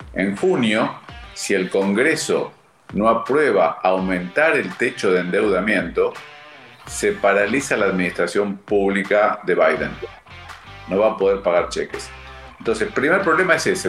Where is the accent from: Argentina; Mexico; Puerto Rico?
Argentina; como los argentinos que somos líderes mundiales en el tema